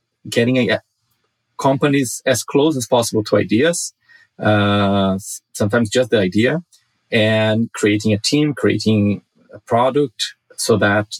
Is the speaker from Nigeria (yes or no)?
no; Brazil; now in Los Angeles, United States; I grew up in Brazil, a very poor country.